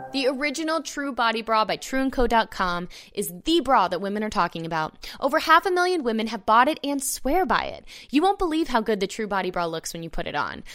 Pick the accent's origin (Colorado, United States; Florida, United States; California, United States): Florida, United States; Orlando; I grew up in Orlando